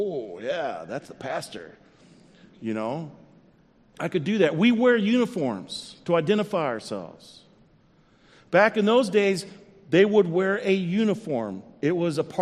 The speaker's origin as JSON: {"language": "English", "region": "South Central Texas", "country": "United States", "tie": "born or raised there", "said": "I grew up in South Central Texas in the early 70s"}